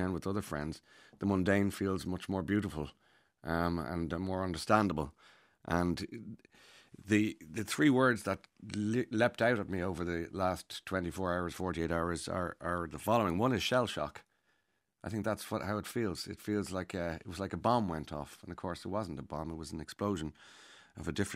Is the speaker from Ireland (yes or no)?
yes; Ireland; as Irish people